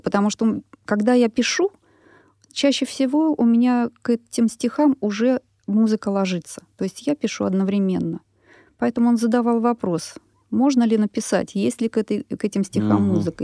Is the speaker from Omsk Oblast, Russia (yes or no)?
no; Moscow, Russia; Я москвичка, родилась на Красной Пресне. Жила там до шести лет, потом переехали в Тушинский район, и по сей день живу сейчас там с семьей